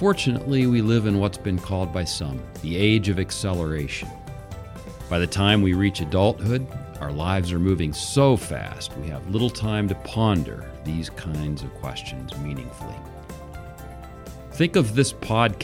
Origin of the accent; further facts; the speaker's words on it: Pittsburgh, Pennsylvania, United States; now in Sylvania, United States; We grew up in Pittsburgh, Pennsylvania, which, by the way, makes us Steeler fans